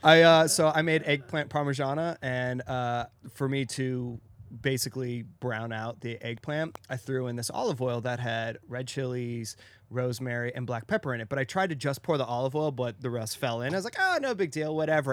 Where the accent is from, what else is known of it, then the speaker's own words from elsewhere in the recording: Arizona, United States; I'm from Arizona